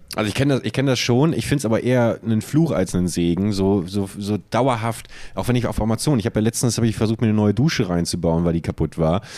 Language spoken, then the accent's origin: German; Buchholz in der Nordheide, Lower Saxony, Germany; moved away; in meiner alten Heimatstadt Buchholz